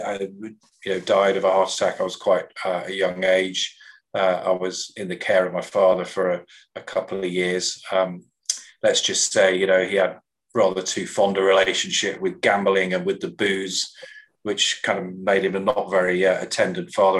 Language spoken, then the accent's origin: English; Coventry, West Midlands, United Kingdom; where I was born in the English Midlands